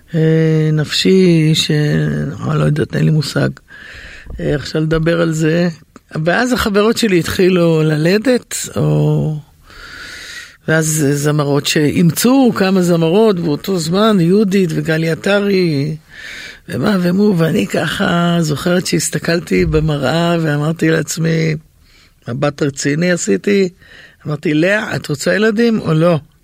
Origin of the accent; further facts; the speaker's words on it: Yehud, Central District, Israel; הייתה בין הראשונות ביהוד שהייתה לי את המערכת הזאת